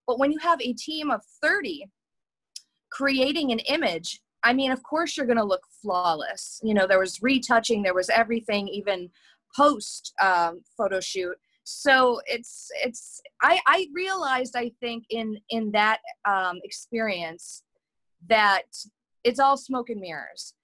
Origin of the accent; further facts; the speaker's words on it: Buffalo, New York, United States; moved away; also born or lived in Los Angeles; growing up in Buffalo